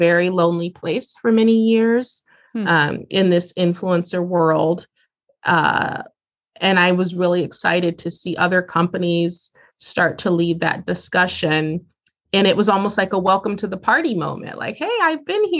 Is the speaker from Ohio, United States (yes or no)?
yes; Columbus, Ohio, United States; Growing up in Columbus, Ohio